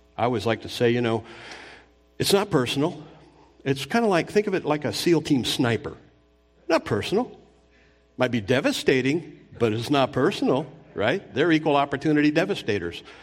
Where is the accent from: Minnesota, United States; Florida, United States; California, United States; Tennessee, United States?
California, United States; Anaheim; I grew up near Disneyland in Southern California. I remember when they built it in Orange County